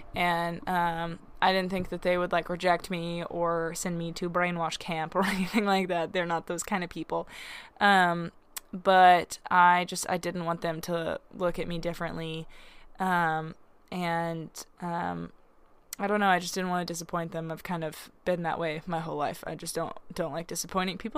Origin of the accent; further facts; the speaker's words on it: Arkansas, United States; growing up in Arkansas